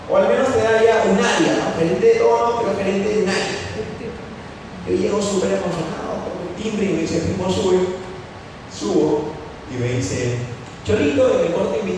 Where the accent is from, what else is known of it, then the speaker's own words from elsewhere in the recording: Trujillo, La Libertad, Peru; yo soy de Trujillo, yo nací aquí.